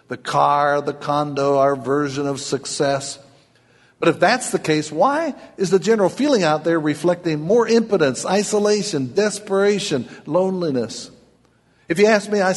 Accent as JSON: {"language": "English", "region": "Kentucky", "country": "United States", "said": "I'm from Kentucky"}